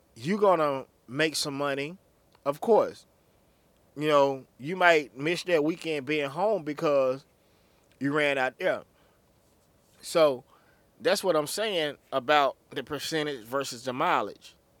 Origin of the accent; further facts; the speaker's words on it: Anguilla, Mississippi, United States; I was just a little boy from the country down a little town called Anguilla, Mississippi